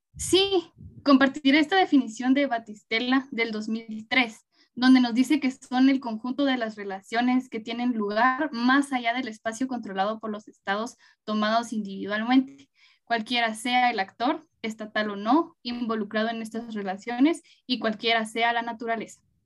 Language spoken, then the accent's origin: Spanish; Guatemala; nos permita a todas y todos como guatemaltecos